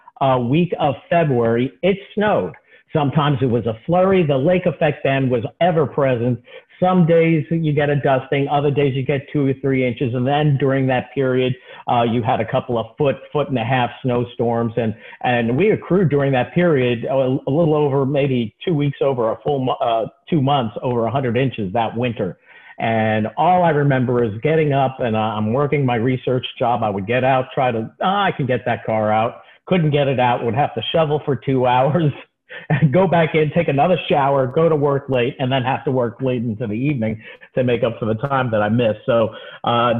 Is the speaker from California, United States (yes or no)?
no; Nanuet, New York, United States; also born or lived in Bronx, New York; Originally, I'm from the Bronx, but we moved to the suburbs in Rockland County, Nanuet, New York